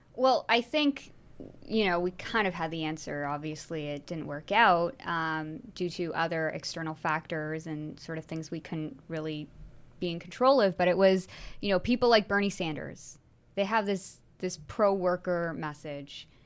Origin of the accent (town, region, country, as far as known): Canada